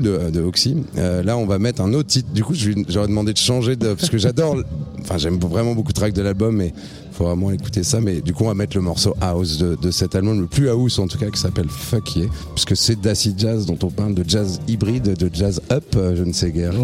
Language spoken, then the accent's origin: French; Reims, Grand Est, France; Moi je viens de Reims